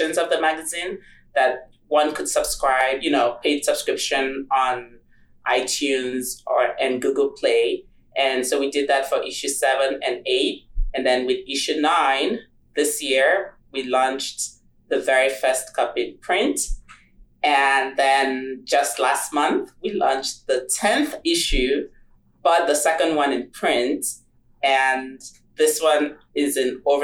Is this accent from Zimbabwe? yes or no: no; Nigeria; moved away; I'm originally from Nigeria